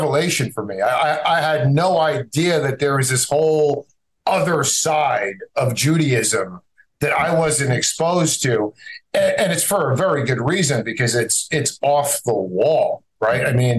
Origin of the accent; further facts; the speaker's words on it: New Jersey, United States; also born or lived in Egypt; And I grew up in North Jersey in the shadow of the George Washington Bridge outside of New York City